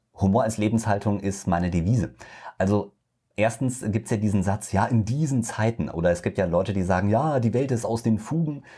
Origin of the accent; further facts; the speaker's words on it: Hesse, Germany; moved away; ich komme aus Hessen ursprünglich